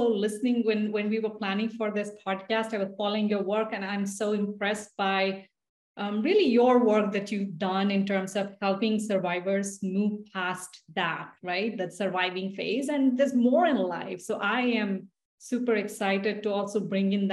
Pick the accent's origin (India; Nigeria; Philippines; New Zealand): India; English is a second language; now in United States; me growing up in India